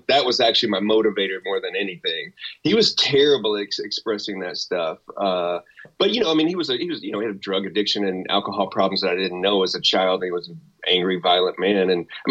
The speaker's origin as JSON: {"language": "English", "region": "Texas", "country": "United States", "said": "I'm a redneck from Texas"}